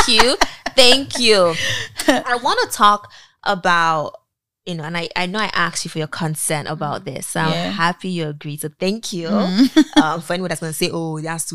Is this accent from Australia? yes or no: no; Nigeria; we're Nigerian